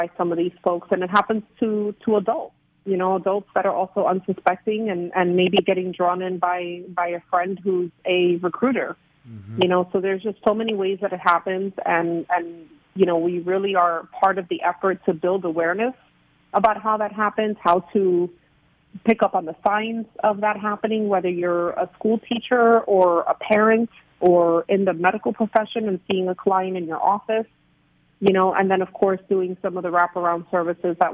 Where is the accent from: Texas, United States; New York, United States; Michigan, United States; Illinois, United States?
New York, United States; New York City; also born or lived in Puerto Rico; now in South Florida, United States; I was born in Puerto Rico and raised in New York City in the Bronx. So I am a New York native